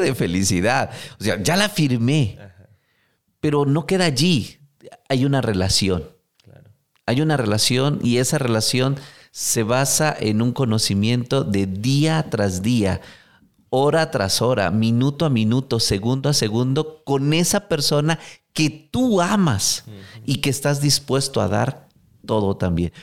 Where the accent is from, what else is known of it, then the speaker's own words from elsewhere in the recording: Mexico; como buen mexicano